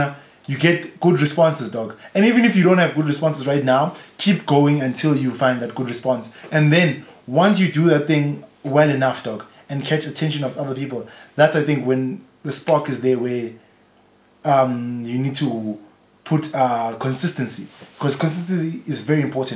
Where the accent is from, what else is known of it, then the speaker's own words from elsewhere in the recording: South Africa; also born or lived in Eastern Cape; I was born in Eastern Cape, but that's purely because my mom wanted to get on a plane for some reason and go visit the Eastern Cape. Otherwise, I probably would have been born in Foso, dog. I've lived there all my whole life